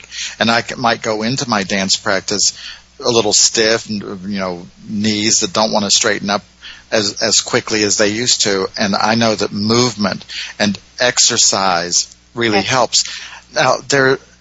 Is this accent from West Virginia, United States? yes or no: yes; West Virginia, United States; also born or lived in Cleveland, Ohio; now in New York City, United States; I grew up in West Virginia. I lived in Cleveland for years.